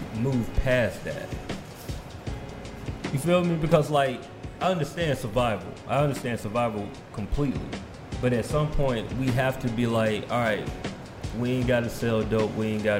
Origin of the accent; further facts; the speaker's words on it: Macon, Georgia, United States; I'm from Macon. Macon like an hour away from here